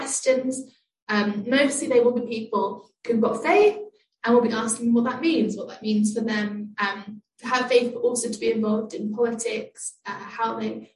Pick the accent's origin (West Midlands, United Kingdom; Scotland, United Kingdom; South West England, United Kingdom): South West England, United Kingdom; Bournemouth; moved away as an adult; now in London, United Kingdom; I'm from Bournemouth on the south coast